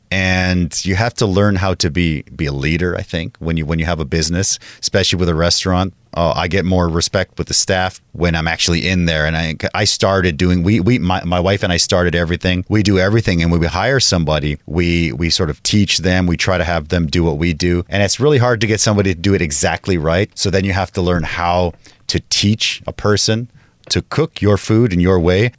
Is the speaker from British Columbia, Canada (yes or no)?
yes; Kitimat, British Columbia, Canada; moved away as an adult; also born or lived in Mexico (family); now in Taipei, Taiwan; I'm in a small town called Kitimat, and it's close to Alaska